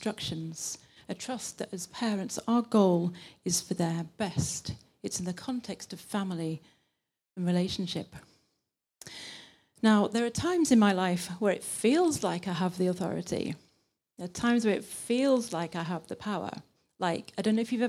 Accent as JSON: {"language": "English", "region": "England", "country": "United Kingdom", "accent": "British English", "moved": "as an adult", "lives_now": "Linköping, Sweden", "said": "I'm from England, but I've been here nearly 10 years."}